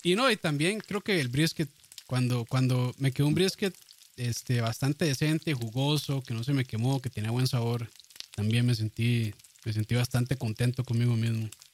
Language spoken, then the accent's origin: Spanish; Costa Rica